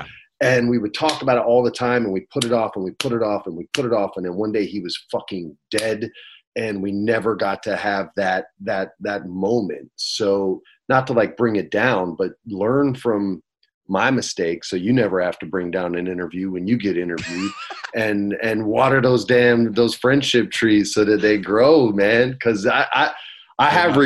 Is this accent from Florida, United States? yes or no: no; Los Angeles, California, United States; also born or lived in Albuquerque, New Mexico; He goes, "Where are you from?" I go, "LA."